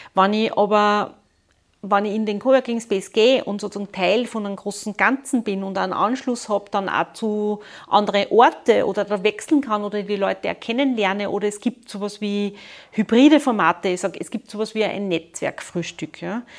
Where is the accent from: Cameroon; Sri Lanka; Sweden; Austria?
Austria; Linz, Upper Austria; ich komme aus Linz